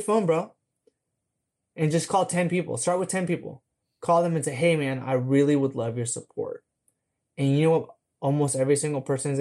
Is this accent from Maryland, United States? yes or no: no; San Diego, California, United States; now in Jacksonville, United States; I'm from San Diego, California originally